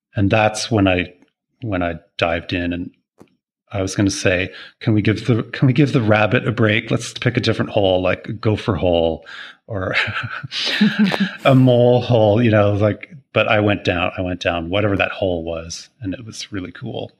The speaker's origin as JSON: {"language": "English", "town": "Toronto", "region": "Ontario", "country": "Canada", "tie": "born or raised there", "also_born_or_lived": "Montreal", "moved": "as an adult", "lives_now": "Maui, United States", "said": "I'm Canadian born, I suppose. Uh, born in Toronto, lived in Montreal for a little bit."}